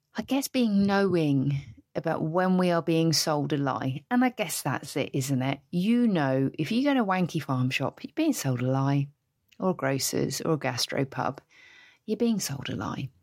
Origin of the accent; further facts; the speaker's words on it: Basingstoke, South East England, United Kingdom; where I grew up in Basingstoke